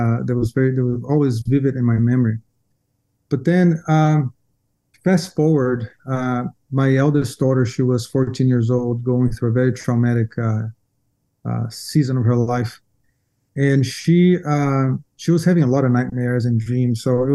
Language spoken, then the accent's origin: English; São Paulo, Brazil; moved away; So I grew up in Brazil, São Paulo, okay. Brazil, most of my life